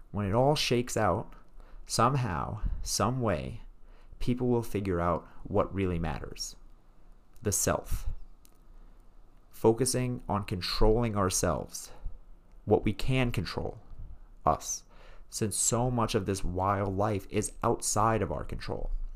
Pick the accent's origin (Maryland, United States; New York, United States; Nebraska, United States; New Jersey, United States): New York, United States; New York City; I was raised in Brooklyn, New York, as a very reformed Jew